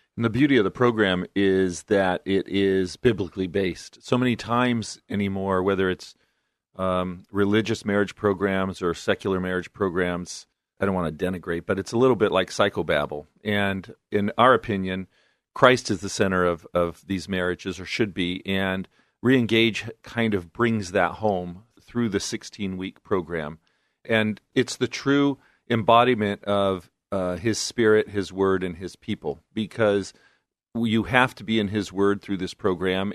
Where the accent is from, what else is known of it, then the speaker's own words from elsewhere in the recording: Fullerton, California, United States; moved away as an adult; also born or lived in Long Beach, California / Albuquerque, New Mexico / Guadalajara, Mexico; I grew up in Southern California, Fullerton, in Orange County, California. Born and raised, actually